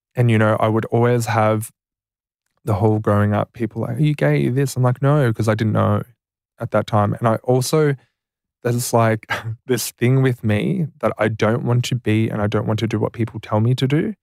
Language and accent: English; Deniliquin, New South Wales, Australia; I grew up in Deniliquin, very rural.